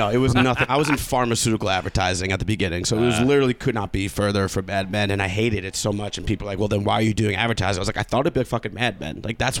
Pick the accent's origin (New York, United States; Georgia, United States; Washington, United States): New York, United States; Long Island; I'm from Long Island.